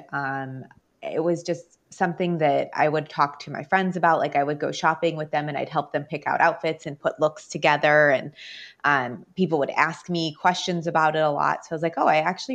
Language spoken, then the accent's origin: English; Chicago, Illinois, United States; I have lived in Chicago my whole life. I'm from Chicago. I grew up in Beverly. It's a small neighborhood on the south side of Chicago.